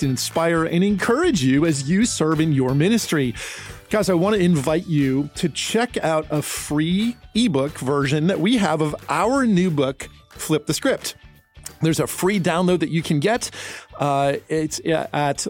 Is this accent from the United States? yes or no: yes; New Jersey, United States; also born or lived in California / Florida / Tennessee; now in Nashville, United States; So I grew up in New Jersey, lived in California, in Florida, and in Tennessee.